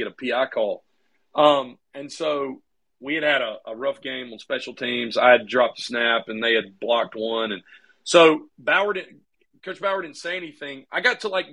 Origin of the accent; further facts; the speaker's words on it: Laurel, Mississippi, United States; also born or lived in New Orleans, Louisiana; They adopted me about a month after I was born in 1983 and brought me to Laurel